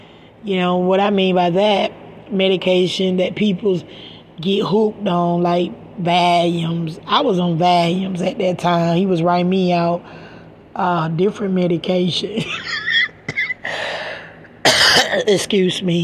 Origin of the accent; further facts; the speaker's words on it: Macon, Georgia, United States; now in Stockton, United States; I'm from Macon, Georgia, and I moved to this place called Stockton, California